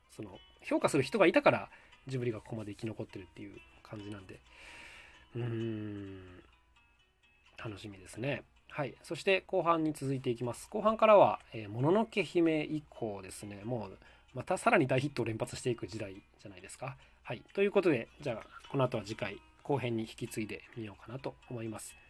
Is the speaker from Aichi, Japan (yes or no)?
yes; Nagakute, Aichi, Japan; 僕はですね、出身地が愛知県の長久手市というところなんです